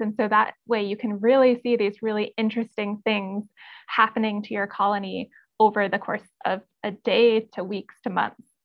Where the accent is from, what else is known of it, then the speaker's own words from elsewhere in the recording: North Carolina, United States; I'm from North Carolina, uh, and I grew up just being outside all of the time